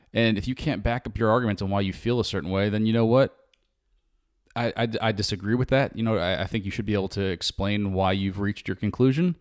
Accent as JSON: {"language": "English", "country": "United States", "said": "being an American"}